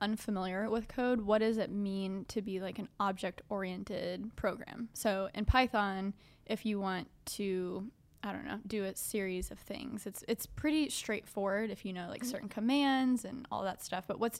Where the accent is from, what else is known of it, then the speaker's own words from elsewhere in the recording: New York, United States; Yeah. I'm from New York. We can hang out.